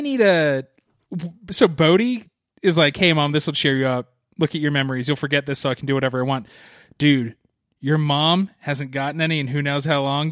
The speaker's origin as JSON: {"language": "English", "region": "East Coast", "country": "United States", "tie": "born or raised there", "said": "I grew up on the East Coast"}